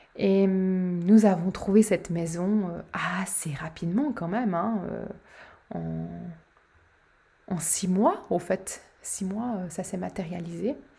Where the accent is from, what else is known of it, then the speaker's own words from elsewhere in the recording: Switzerland; chez nous, en Suisse